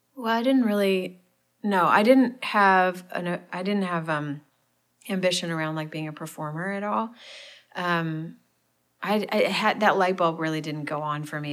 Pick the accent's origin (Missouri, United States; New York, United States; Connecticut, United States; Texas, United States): Missouri, United States; St. Louis; now in Nashville, United States; I'm from St. Louis. Um, big family. We kind of grew up in the suburbs